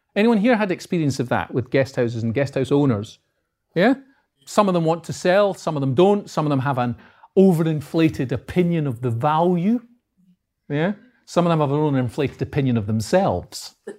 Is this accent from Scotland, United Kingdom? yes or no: yes; Edinburgh, Scotland, United Kingdom; accent: north of the border; moved away as an adult; now in Peterborough, United Kingdom; I'm from Edinburgh. As you can probably tell, but my accent is uh, north of the border. So I'm from Edinburgh